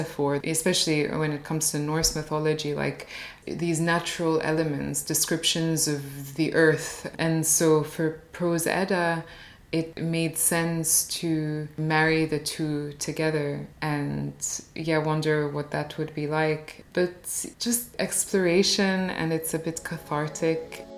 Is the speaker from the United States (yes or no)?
yes; United States; I only started to listen to them when I was growing up in the States, and then more recently when I was in Cairo.